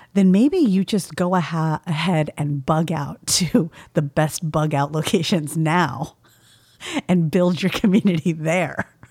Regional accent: California, United States; I'm from California

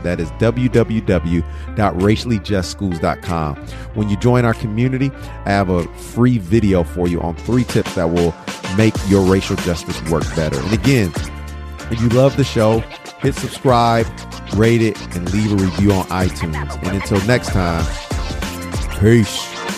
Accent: Detroit, Michigan, United States; moved away; also born or lived in Madison, Wisconsin; I was a child growing up in Detroit

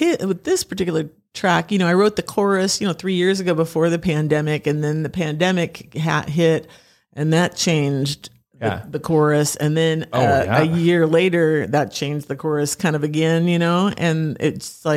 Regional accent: Pasco, Washington, United States; moved away; I grew up in Pasco, like East Pasco area.

